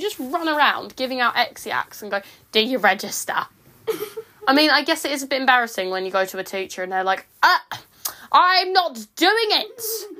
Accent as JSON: {"language": "English", "country": "United Kingdom", "said": "We're British"}